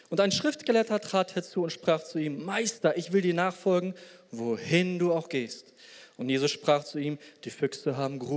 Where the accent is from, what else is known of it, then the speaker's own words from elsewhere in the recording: Poland; Und ich komme selber aus Polen. Ich hoffe immer, dass meine Landsleute da irgendwie weiterkommen.